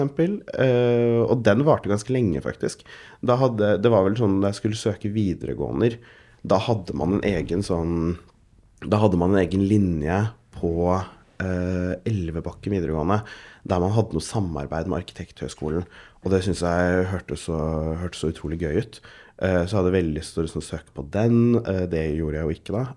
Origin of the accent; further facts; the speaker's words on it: Oslo, Norway; jeg har vokst opp på Golia